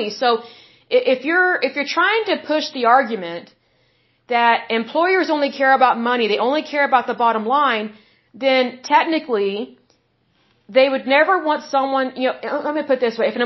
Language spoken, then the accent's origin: English; Oklahoma, United States; obviously I'm from Oklahoma